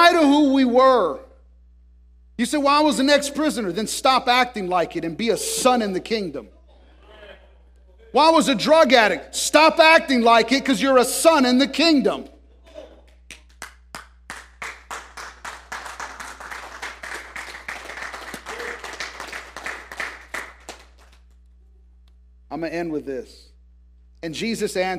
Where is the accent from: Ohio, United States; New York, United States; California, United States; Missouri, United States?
California, United States; Tracy; I grew up in Tracy